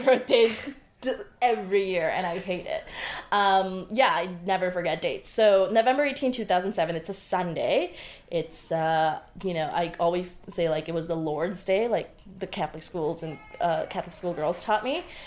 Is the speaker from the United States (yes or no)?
no; Bangladesh; I was born on October 30th, 1989, in Bangladesh